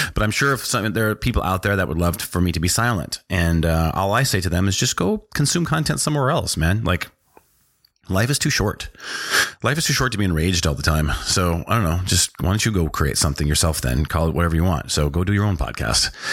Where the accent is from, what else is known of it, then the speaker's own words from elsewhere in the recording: North Dakota, United States; also born or lived in Washington, D.C. / South America; we went to, uh, North Dakota. And I spent my formative years that I, that I can remember in North Dakota